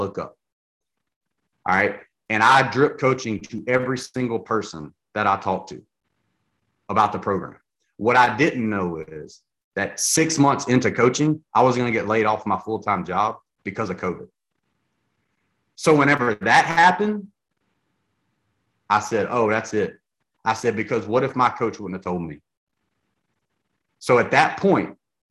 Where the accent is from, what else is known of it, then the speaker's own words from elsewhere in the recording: Louisiana, United States; I'm from Louisiana.